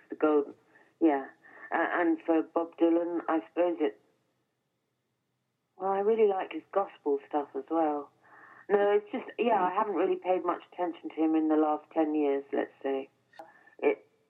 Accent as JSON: {"language": "English", "region": "England", "country": "United Kingdom", "said": "an English person"}